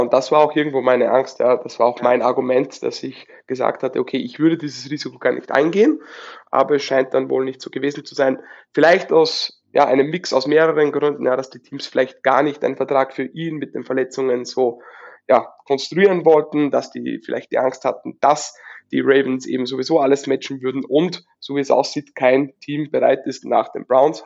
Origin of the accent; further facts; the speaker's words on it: Upper Austria, Austria; Ich Bin aus Oberösterreich, wohne aber nicht weit weg von Salzburg